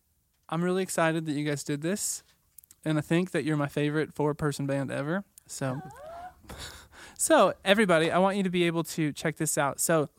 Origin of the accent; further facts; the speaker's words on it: Missouri, United States; so I'm from Southwest Missouri, so a lot of people have like a Southern accent.